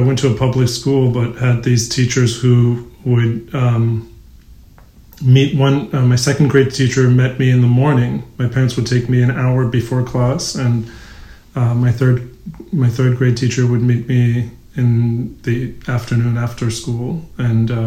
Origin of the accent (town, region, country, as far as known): Cincinnati, Ohio, United States; born or raised there; English is a second language; also born or lived in Shiraz, Iran; now in Brooklyn, United States